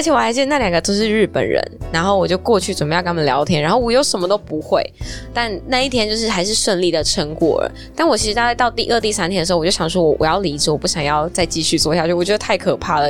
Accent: Taichung, Taiwan; moved away as an adult; now in Taipei, Taiwan; 我是台中人嘛，然后我上来台北来念大学

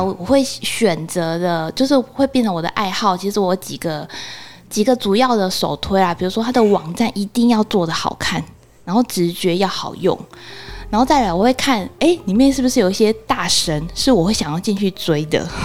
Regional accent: Taiwan; 身为台湾人

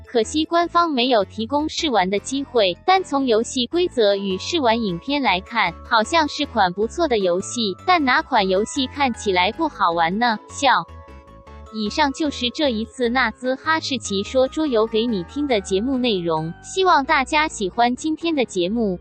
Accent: Taiwan; moved away; 我是从台湾来的

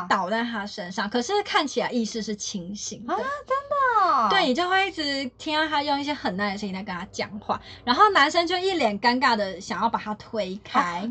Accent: Taiwan; moved away; 我是台湾来的嗯。然后我有跟他说我的日文其实没有到那么好，可是一般正常的聊天是可以的

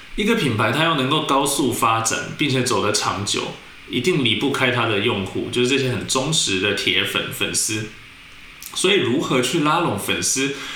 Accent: Taiwan; 做一个台湾人

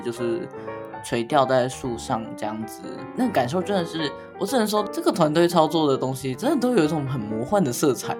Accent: Taichung, Taiwan; 我们台中的人在满十八岁的时候都会去户政事务所领枪啊

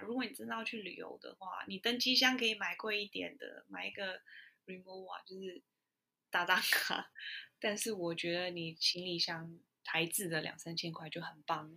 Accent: Taiwan; moved away; 我来自台湾啊

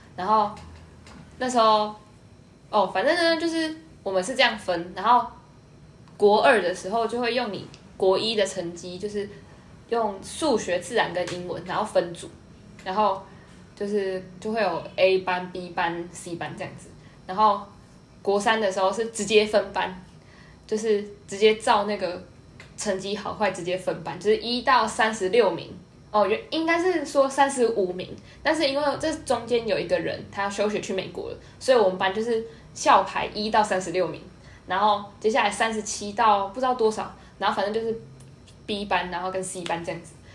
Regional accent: Nantou County, Taiwan; 我是南投的乡下嘛

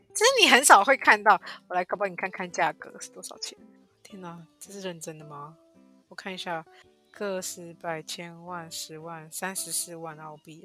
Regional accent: Taiwan; moved away as an adult; now in Australia; 我们台湾人

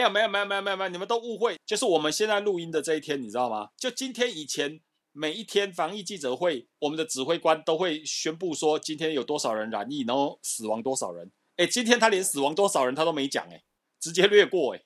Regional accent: Taiwan; 我们台湾人民

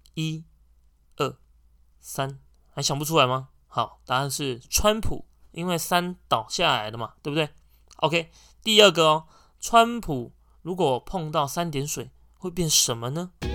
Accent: Taiwan; 我们台湾人

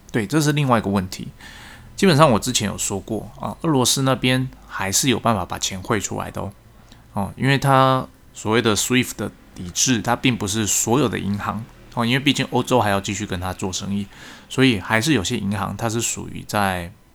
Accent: Taiwan; 我们台湾这边

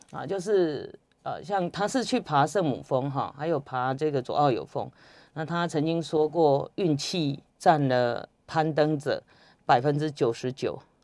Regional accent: Taiwan; 我们台湾人

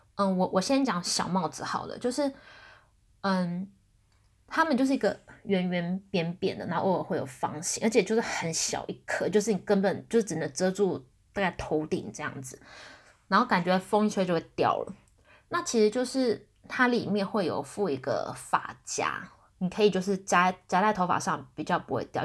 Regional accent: Taiwan; 我台湾人嘛

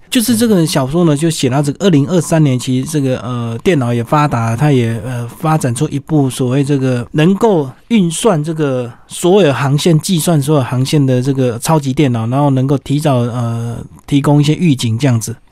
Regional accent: Taiwan; 那其实背景呢，居然是在我们台湾

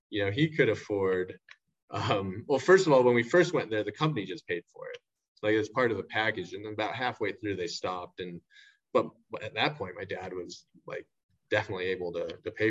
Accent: Shanghai, China; now in Taiwan; You know, like I grew up in Shanghai, but I we went to the the American school. It's like the best prep school in Shanghai.

